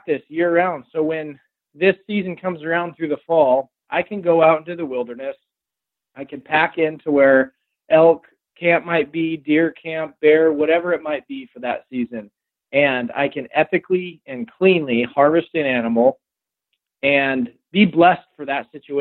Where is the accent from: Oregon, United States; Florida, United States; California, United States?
Oregon, United States; Rogue Valley, Southern; being from the Rogue Valley, where the Rogue tribe was, and growing up on the Rogue River